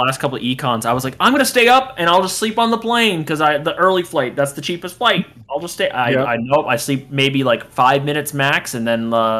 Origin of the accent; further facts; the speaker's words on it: East Coast, United States; I'm from the East Coast.